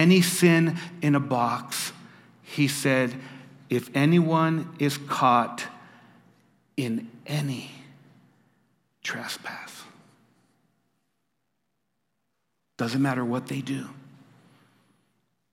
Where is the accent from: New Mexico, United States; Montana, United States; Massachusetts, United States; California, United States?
New Mexico, United States; when I was growing up in New Mexico, one of the most used phrases in our Spanglish was not even.